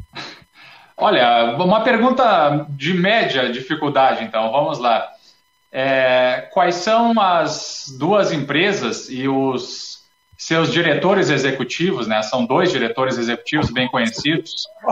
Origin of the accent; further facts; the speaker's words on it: Santa Maria, Rio Grande do Sul, Brazil; moved away; Eu sou de Santa Maria, Rio Grande do Sul